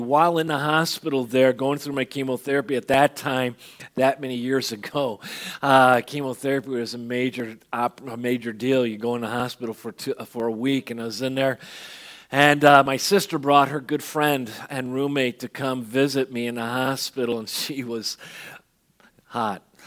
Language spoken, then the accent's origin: English; Benson, Arizona, United States; also born or lived in Chicago, Illinois; I had graduated in Chicago from kindergarten. Uh, we moved to Chicago. We moved to Tucson, Arizona, or, or southern Arizona, Benson